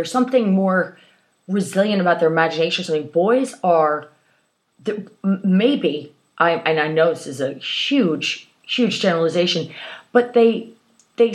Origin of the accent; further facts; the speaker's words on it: Baltimore, Maryland, United States; I grew up in Baltimore, and in a lovely part just outside of Baltimore. And it was filled with gardens. And everybody was had beautiful little houses and plots of land.